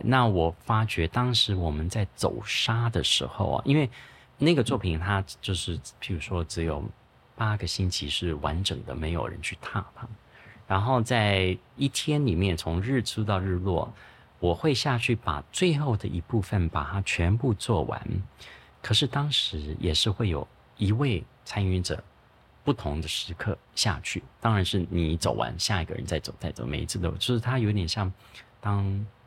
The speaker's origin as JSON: {"language": "Chinese", "country": "Taiwan", "tie": "born or raised there", "moved": "yes", "said": "我们小时候是在泸州长大的"}